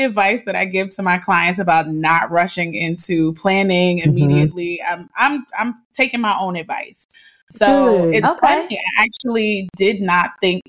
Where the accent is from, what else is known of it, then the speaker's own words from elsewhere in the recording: New York City, New York, United States; now in Virginia, United States; my address growing up in Harlem on 120 West 112th Street